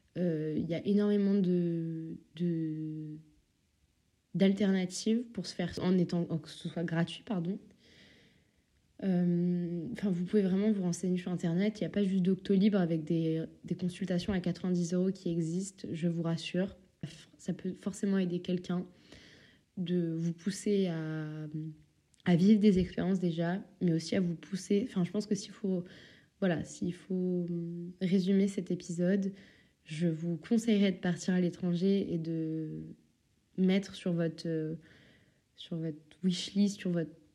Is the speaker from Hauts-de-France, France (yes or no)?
no; Normandy, France; also born or lived in Paris; now in Belgium; je viens de Normandie